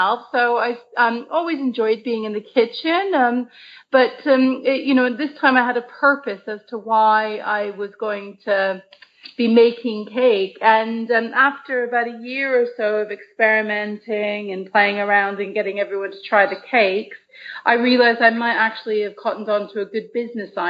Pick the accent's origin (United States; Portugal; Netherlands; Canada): Canada; now in United Kingdom; I'm originally from Canada